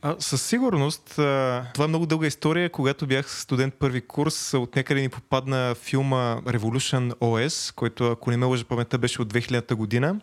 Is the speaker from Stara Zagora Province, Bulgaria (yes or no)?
no; Veliko Tarnovo, Veliko Tarnovo Province, Bulgaria; от Велико Търново съм